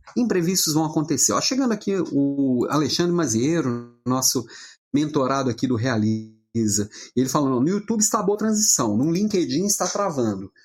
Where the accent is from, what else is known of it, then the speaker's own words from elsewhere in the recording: Brazil; Eu sou brasileiro